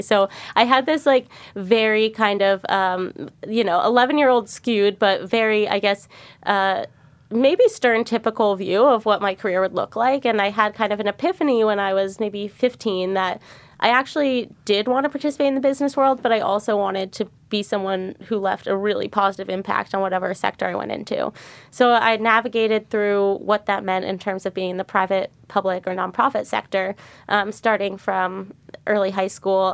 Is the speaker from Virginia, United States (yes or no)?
yes; Arlington, Virginia, United States; moved away as an adult; now in San Francisco, United States; I grew up in Arlington, Virginia, um, went to public high school.